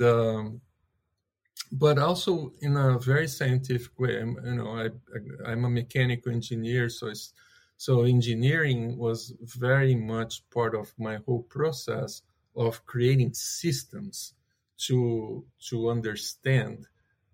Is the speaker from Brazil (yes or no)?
yes; Brazil; moved away; also born or lived in California; I'm originally from Brazil.